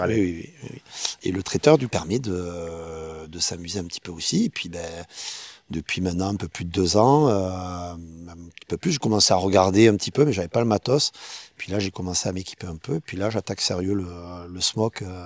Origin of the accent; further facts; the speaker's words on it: Perpignan, Occitania, France; also born or lived in Baillargues, near Montpellier; moi, je suis originaire de Perpignan, à la base, hein, donc catalan